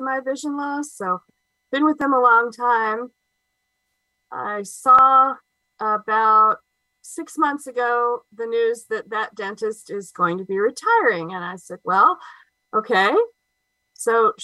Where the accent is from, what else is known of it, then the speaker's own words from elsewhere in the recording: Covington, Georgia, United States; also born or lived in Mississippi / Louisiana; I am from Covington, Georgia. I've lived here most of my life. I was born here